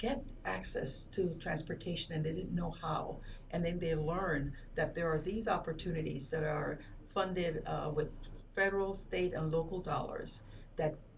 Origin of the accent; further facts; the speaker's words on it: Panama; moved away as an adult; also born or lived in Peoria, Illinois / Chicago / Washington, D.C. / New York; now in United States; I'm originally from Panama